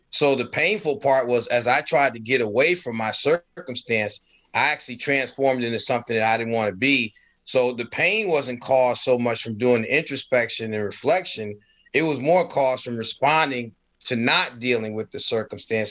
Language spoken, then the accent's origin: English; Stamford, Connecticut, United States; also born or lived in North Carolina; I was born in North Carolina, and then shortly after being born, I was whisked away to Stamford, Connecticut with my family